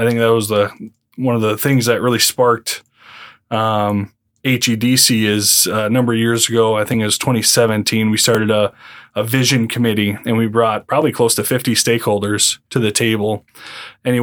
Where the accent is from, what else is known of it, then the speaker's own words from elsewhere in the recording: Yankton, South Dakota, United States; now in Harrisburg, United States; Being from kind of a small town in South Dakota, I grew up in Yankton